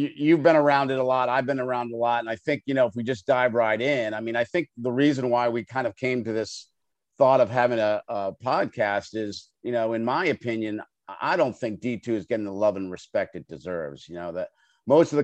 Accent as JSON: {"language": "English", "town": "Longmeadow", "region": "Massachusetts", "country": "United States", "tie": "born or raised there", "moved": "yes", "lives_now": "Northern Virginia, United States", "said": "growing up in my hometown of Longmeadow, Massachusetts."}